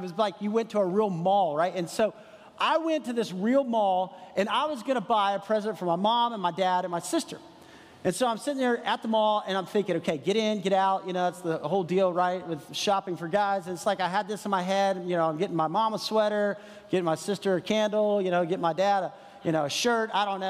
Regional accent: San Antonio, Texas, United States; moved away as an adult; now in Franklin, United States; I grew up in San Antonio, Texas

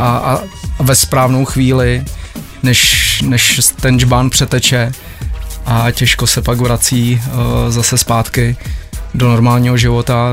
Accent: Benátky nad Jizerou, Central Bohemian Region, Czechia; u nás v Benátkách nad Jizerou

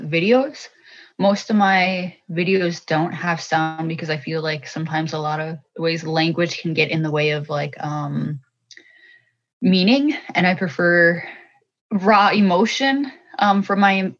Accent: Minnesota, United States; I'm from the Boys Fort Band of Chippewa from Minnesota. I live in Duluth, Minnesota, here with my family

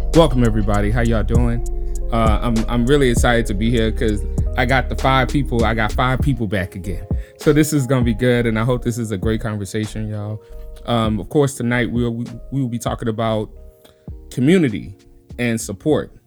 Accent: New Orleans, Louisiana, United States; moved away as an adult; also born or lived in Chicago; now in Tacoma, United States; born and raised in New Orleans. Been out here for ten years now

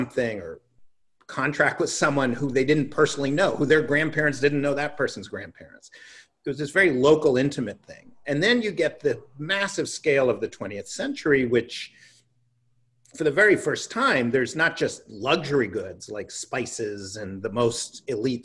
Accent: New York City, New York, United States; I grew up in Greenwich Village in a building called West Beth

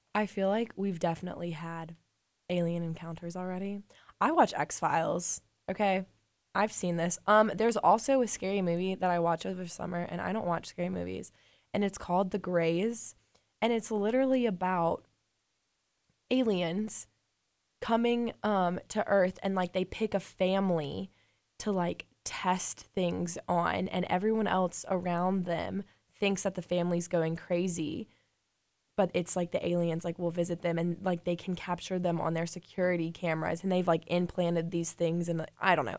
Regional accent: Birmingham, Alabama, United States; I'm from Birmingham

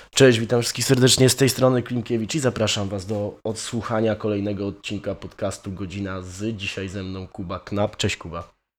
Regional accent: Poland; moved away as an adult; now in Wrocław, Poland; Całe życie się wychowywałem na wsi

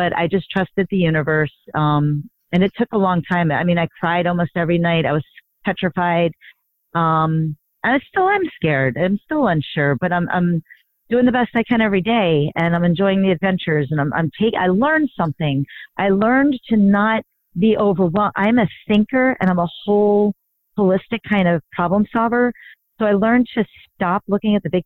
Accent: South Florida, United States; moved away as an adult; now in New York City, United States; I grew up in South Florida

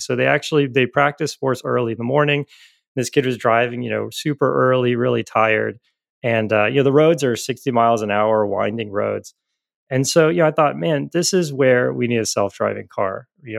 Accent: Florida, United States; moved away as an adult; now in Austin, United States; Yeah, so I'm originally from the Southeast. So I'm from Florida and recently moved to Austin.

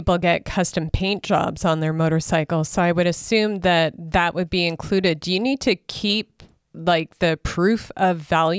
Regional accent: Saskatchewan, Canada; now in Alberta, Canada; I'm originally from Saskatchewan, so I grew up with this.

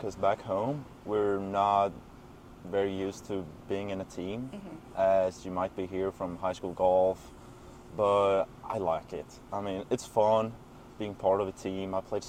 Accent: Sweden; moved away as an adult; now in Greenville, United States; I'm a sophomore, and my major is entrepreneurship, and I'm from Sweden.

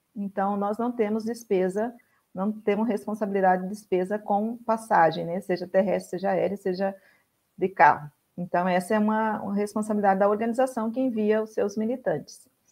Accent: Mato Grosso, Brazil; moved away as an adult; also born or lived in Goiás; Eu sou originária do Mato Grosso, iniciei minha militância no MST lá no Mato Grosso. A minha família mora toda no Mato Grosso

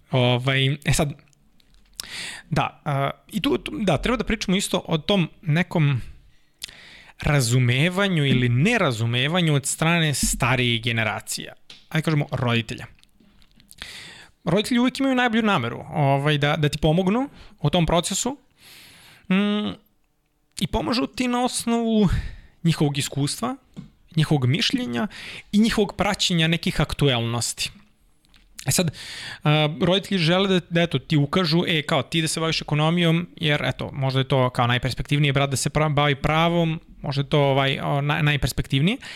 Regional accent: Kruševac, Rasina District, Serbia; moved away; also born or lived in Belgrade; ja dolazim iz Kruševca, mhm. Kruševac je manja sredina u kojoj imaš jednu ekonomsku školu, imaš jednu gimnaziju, jednu medicinsku, jednu muzičku

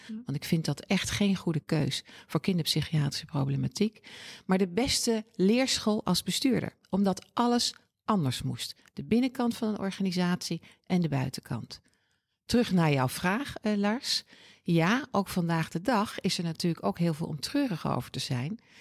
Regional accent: Oosterbeek, Gelderland, Netherlands; moved away as an adult; now in Utrecht, Netherlands; Geboren en getogen in Oosterbeek, dat ligt bij Arnhem, prachtige plaats.

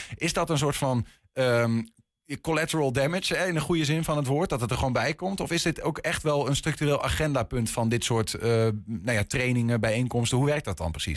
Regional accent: Enschede, Overijssel, Netherlands; ik ben gewoon opgegroeid in Enschede.

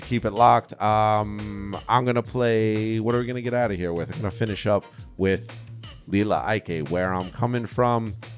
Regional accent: New York, United States; what I come from in New York

